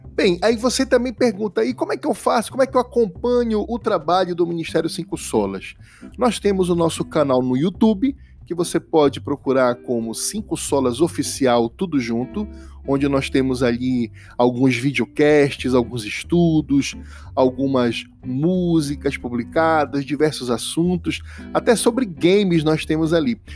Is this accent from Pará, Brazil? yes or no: yes; Pará, Brazil; 91, que é o do meu estado, que é o Pará